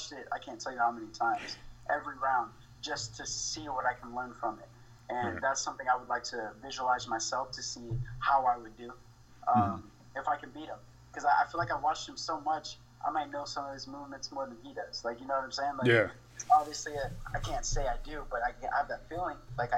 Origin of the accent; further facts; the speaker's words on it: Miami, Florida, United States; born there; I was born in Miami. And then I got adopted from there, from my great mom and dad now.